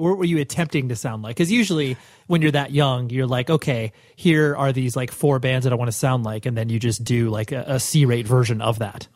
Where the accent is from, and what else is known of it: Huntington Beach, Newport Beach area, Orange County, California, United States; born or raised there